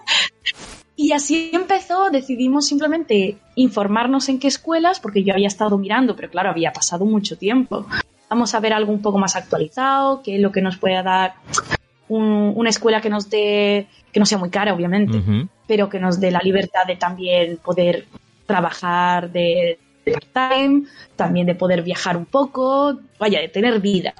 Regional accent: Andalusia, Spain; moved away as an adult; now in Japan; nosotros además siendo andaluces

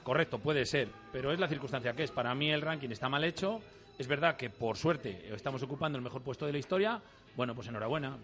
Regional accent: Valladolid, Castile and León, Spain; Yo soy vallisoletano.

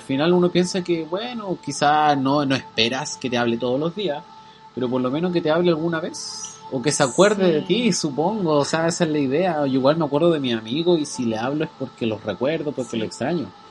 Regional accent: Chile; moved away as an adult; now in Auckland, New Zealand

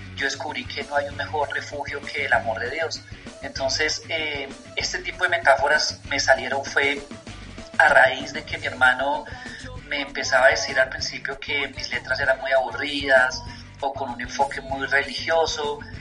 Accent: Bogotá, Colombia; como bogotanos somos influenciados por el rock que llegaba de afuera

